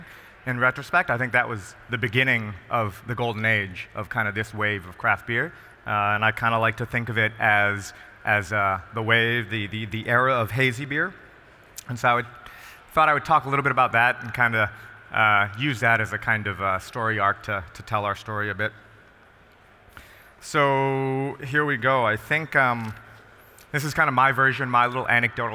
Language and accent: English; Rhode Island, United States; I'm from Rhode Island